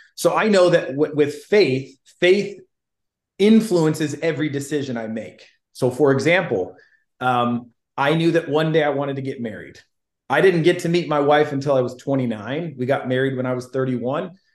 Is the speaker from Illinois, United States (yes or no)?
yes; Illinois, United States; I'm originally from Illinois.